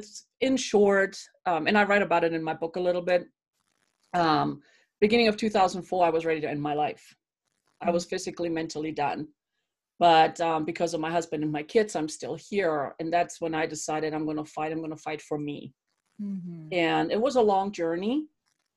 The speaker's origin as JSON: {"language": "English", "country": "Germany", "tie": "born or raised there", "moved": "as an adult", "lives_now": "Colorado Springs, United States", "said": "Born and raised in Germany where it's cold and wet"}